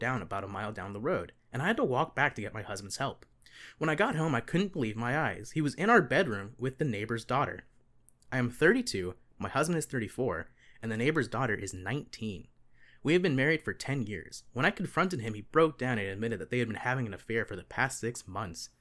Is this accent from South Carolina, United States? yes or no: yes; Gilbert, South Carolina, United States; from my hometown of Gilbert, South Carolina